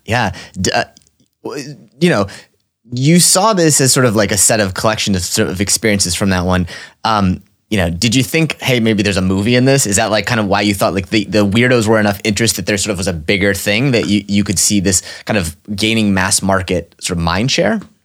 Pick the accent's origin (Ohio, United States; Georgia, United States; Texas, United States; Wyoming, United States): Texas, United States; Orange; I was born in Orange, Texas